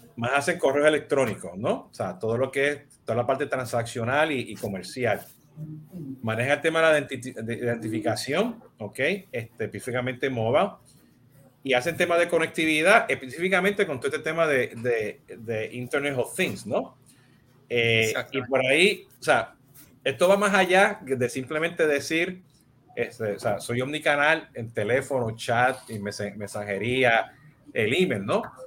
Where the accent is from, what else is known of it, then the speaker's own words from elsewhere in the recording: Puerto Rico; yo soy, yo soy boricua